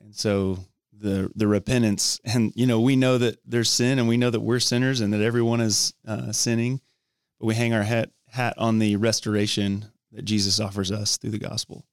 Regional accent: Dallas, Texas, United States; also born or lived in Georgia / Thailand / Tennessee / College Station, Texas; grew up in the Dallas Fort Worth area

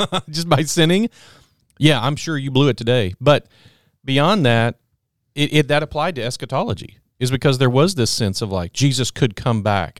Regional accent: Texas, United States; I'm from Texas

